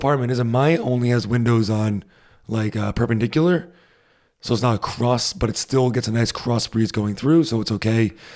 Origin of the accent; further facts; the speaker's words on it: Rhode Island, United States; moved away as an adult; now in Germany; growing up in the States, especially in Rhode Island, it gets hot in the summer and really humid